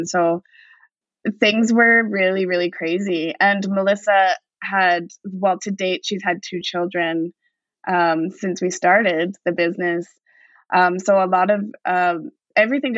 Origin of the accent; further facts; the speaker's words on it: Vancouver, British Columbia, Canada; growing up in East Vancouver, this is always like a beacon of home.